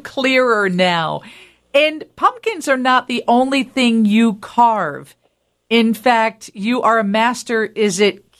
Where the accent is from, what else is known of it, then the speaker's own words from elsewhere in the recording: Rockford, Illinois, United States; I was born and raised in Rockford